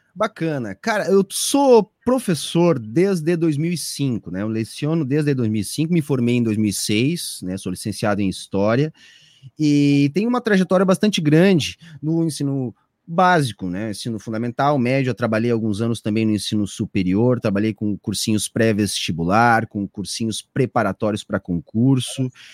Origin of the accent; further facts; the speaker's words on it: Osório, Rio Grande do Sul, Brazil; also born or lived in Porto Alegre; eu sou natural de Porto Alegre